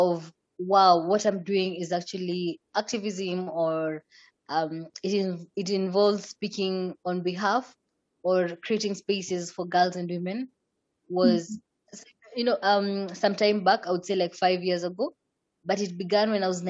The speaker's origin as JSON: {"language": "English", "region": "Migori County", "country": "Kenya", "tie": "born or raised there", "said": "I am from Kenya"}